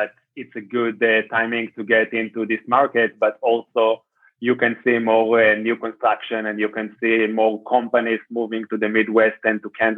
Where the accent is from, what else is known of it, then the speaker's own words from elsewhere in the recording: Israel; moved away as an adult; also born or lived in Bay Area, California, United States; I am from Israel